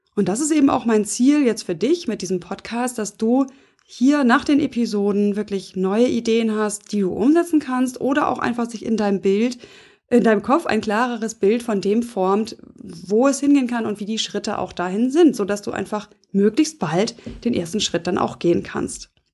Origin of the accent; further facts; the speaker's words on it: Hamburg, Germany; accent: Nordlicht; also born or lived in Flensburg; ich bin Nordlicht, also ich bin in Hamburg geboren